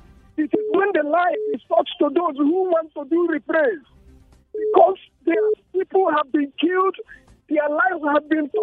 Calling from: Refugio, Texas, United States; I'm calling from Refio.

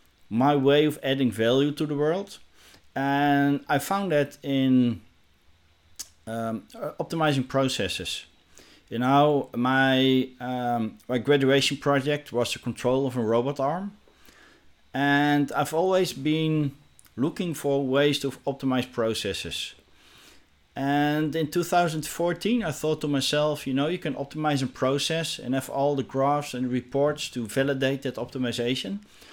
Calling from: Netherlands; English is a second language; I'm joining you from the Netherlands.

